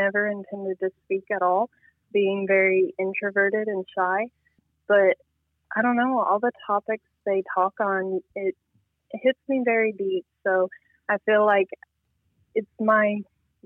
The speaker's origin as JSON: {"language": "English", "town": "Nashville", "region": "Tennessee", "country": "United States", "moved": "as an adult", "lives_now": "Cadiz, United States", "said": "I am originally from Nashville, Tennessee"}